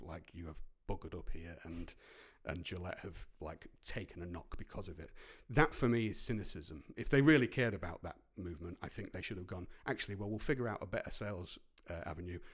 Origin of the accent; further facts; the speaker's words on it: Grimsby, Yorkshire and the Humber, United Kingdom; moved away; also born or lived in Cleethorpes; growing up in Grimsby and Cleethorpes